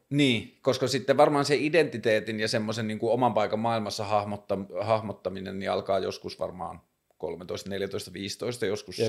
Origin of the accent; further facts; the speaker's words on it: Tornio, Lapland, Finland; now in Helsinki, Finland; mä oon syntynyt Torniossa